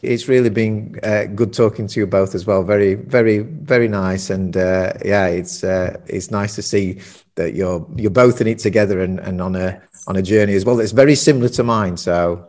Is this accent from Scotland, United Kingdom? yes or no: no; Sheffield, Yorkshire and the Humber, United Kingdom; also born or lived in Germany; now in Tenerife, Spain; I'm from, as you can probably tell, I'm from Sheffield, north of England, working class town, steel city